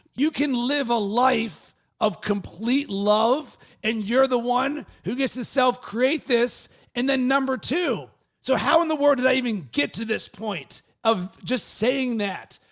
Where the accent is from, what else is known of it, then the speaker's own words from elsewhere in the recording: Pittsburgh, Pennsylvania, United States; moved away; originally, I'm from Pittsburgh